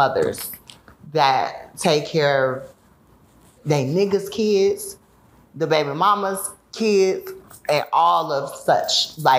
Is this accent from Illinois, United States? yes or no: yes; Chicago, Illinois, United States; born or raised there